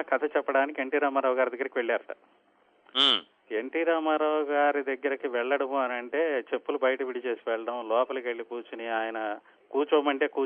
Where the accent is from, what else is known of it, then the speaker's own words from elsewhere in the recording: Machilipatnam, Andhra Pradesh, India; మాది అసలు native place Machilipatnam అండి